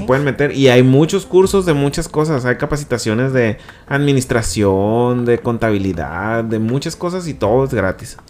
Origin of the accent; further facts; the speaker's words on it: Culiacán, Sinaloa, Mexico; moved away; yo soy de Culiacán